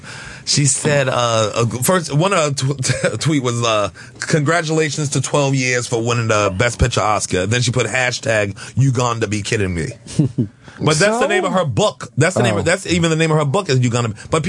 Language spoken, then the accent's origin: English; New York, United States; I loved growing up in New York, because I had everything here.